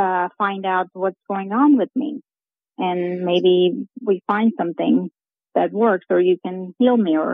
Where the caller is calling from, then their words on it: Tulsa, Oklahoma, United States; I'm calling from Tulsa, Oklahoma.